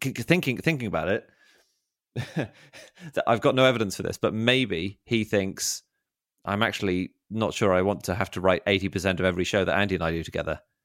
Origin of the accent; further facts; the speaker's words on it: London, United Kingdom; also born or lived in Oxford; I'm from London, but I, I studied at Oxford